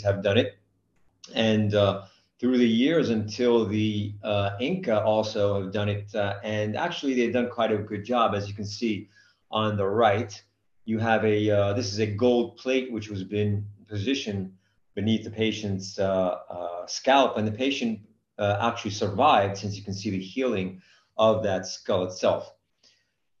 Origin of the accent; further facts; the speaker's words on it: New Jersey, United States; now in Brescia, Italy; I don't speak English because I'm from New Jersey